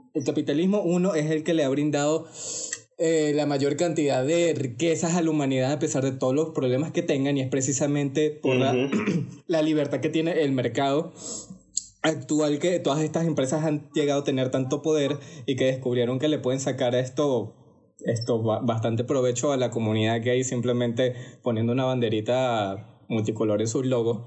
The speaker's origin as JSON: {"language": "Spanish", "country": "Venezuela", "accent": "Venezuelan", "said": "hablando con mi acento venezolano, que ustedes sabrán que nosotros decimos bastante marico"}